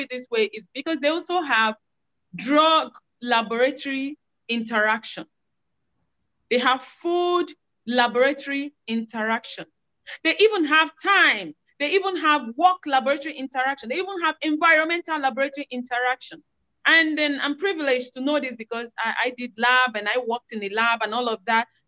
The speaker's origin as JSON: {"language": "English", "area": "Igbo", "region": "Igboland", "country": "Nigeria", "also_born_or_lived": "Philippines", "first_language": "Igbo", "second_language": "English", "moved": "as an adult", "said": "I'm from Igbo in Nigeria. In Nigeria, my tribe is Igbo. So I speak Igbo language"}